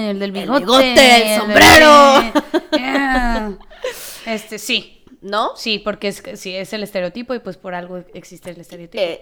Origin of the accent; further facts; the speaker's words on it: Mexico; moved away; creciendo en México